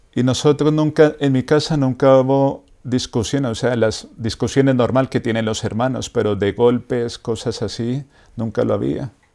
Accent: Bogotá, Colombia; moved away; Yo soy de Bogotá, Colombia

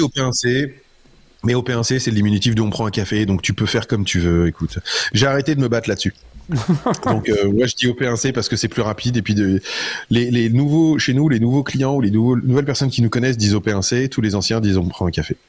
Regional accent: Metz, Grand Est, France; je suis Lorrain

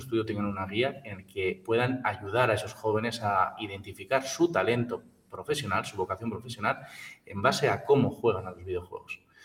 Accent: La Rioja, Spain; en nuestra tierra, en La Rioja y alrededores

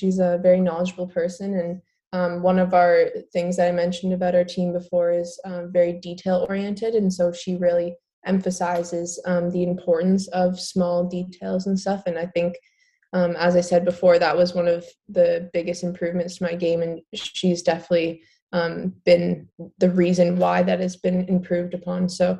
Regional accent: Burlington, Ontario, Canada; moved away; we're both from Burlington, Ontario, which is pretty cool.

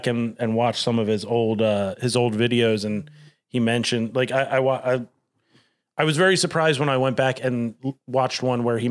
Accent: Delco, Pennsylvania, United States; growing up in Delco

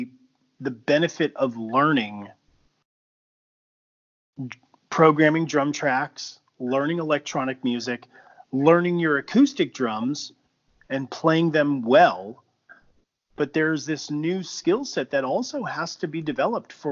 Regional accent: Southern California, United States; as a young person growing up in Southern California when I was playing drums

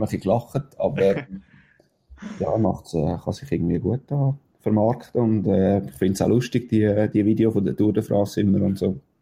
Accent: Switzerland

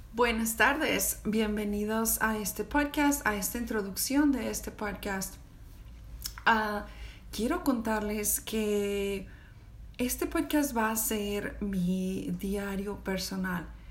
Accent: Mexico; now in United States; Soy una mamá mexicana que vive en Estados Unidos con un esposo americano

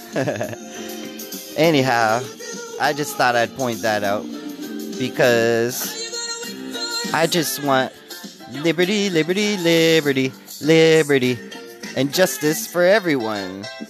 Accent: Canada; I'm Canadian, y'all, so I say Z.

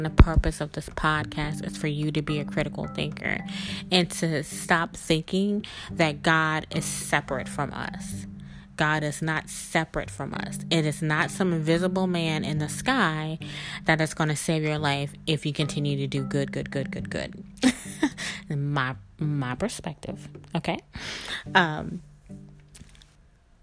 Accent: South Mississippi, United States; I was brought up as a Christian in South Mississippi

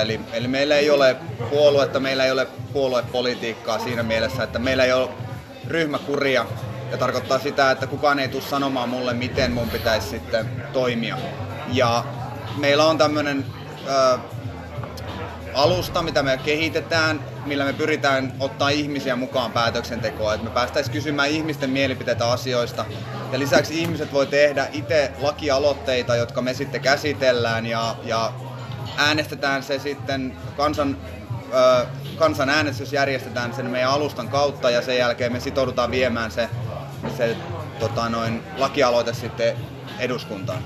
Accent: Kokkola, Central Ostrobothnia, Finland; moved away as an adult; now in Turku, Finland; Mä oon alun perin Kokkolasta kotoisin ja noin viisitoista vuotta asunut Turussa

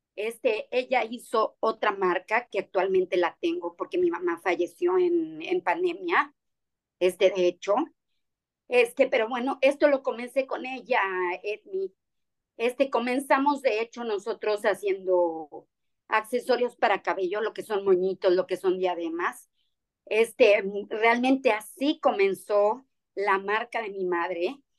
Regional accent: Mexico; now in Cancún, Mexico; algo hecho en nuestro país, algo que trabajamos con artesanos, algo que me gusta realmente mostrar de nuestro país

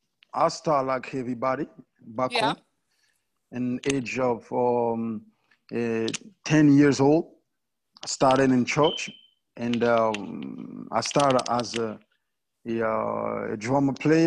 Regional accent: DR Congo; I'm from Congo, DRC.

